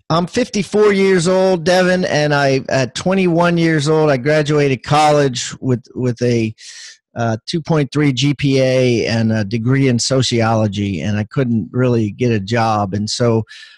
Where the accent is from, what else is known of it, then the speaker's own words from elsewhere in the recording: Maryland, United States; moved away as an adult; now in South Carolina, United States; I live in South Carolina and I am from Maryland.